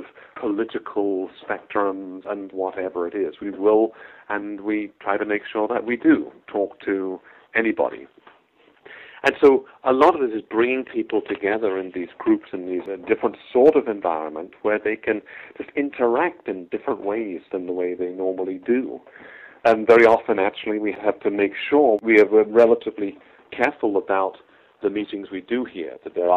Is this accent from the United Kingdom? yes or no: yes; United Kingdom; moved away as an adult; also born or lived in Philadelphia; I grew up in the Church of England in the UK as an Anglican